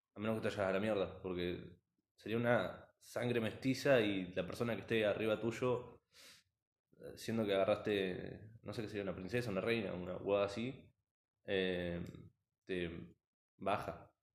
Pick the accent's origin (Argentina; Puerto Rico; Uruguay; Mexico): Argentina; also born or lived in Las Flores, Buenos Aires; somos, primero que nada somos de Argentina